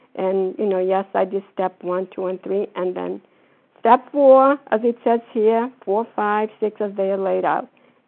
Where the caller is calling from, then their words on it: Florida, United States; No, I'm calling from Florida.